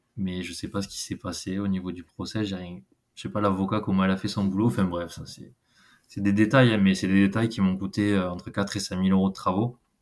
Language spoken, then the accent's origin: French; Gers, South-West, Occitania, France; accent: South-West; j'ai 30 ans, je suis du Gers, du Sud-Ouest, ça doit s'entendre un petit peu.